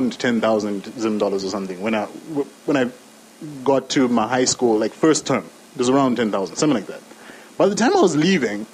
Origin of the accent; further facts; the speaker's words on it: Zambia; we're from Zambia. We're proud and patriotic.